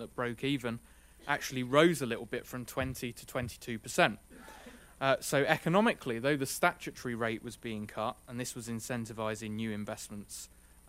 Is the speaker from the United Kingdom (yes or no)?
yes; United Kingdom; moved away as an adult; now in United States; As my accent probably implies and Chris has alluded to, I'm relatively fresh off the boat from the UK